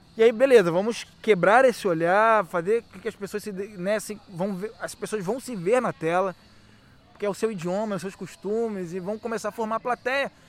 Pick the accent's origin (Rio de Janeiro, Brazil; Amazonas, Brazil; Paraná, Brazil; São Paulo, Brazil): Rio de Janeiro, Brazil; sou nascido e criado em Guadalupe, tenho 40 anos